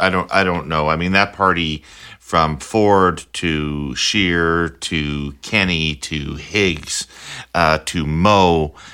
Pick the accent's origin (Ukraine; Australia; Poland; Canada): Canada; Saskatchewan; I'm from Saskatchewan.